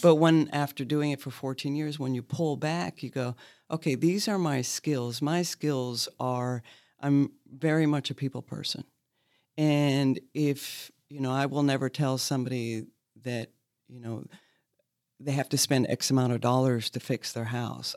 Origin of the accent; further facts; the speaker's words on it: Maine, United States; now in Lexington, United States; I'm from Maine